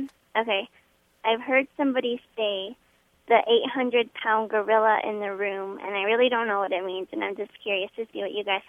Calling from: Flagstaff, Arizona, United States; I'm calling from Flagstaff, Arizona.

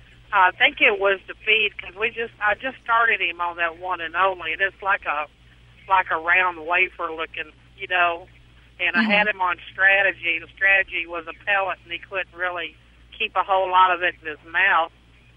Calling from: Hartford, Connecticut, United States; Right at the moment, I'm going through Hartford, Connecticut.

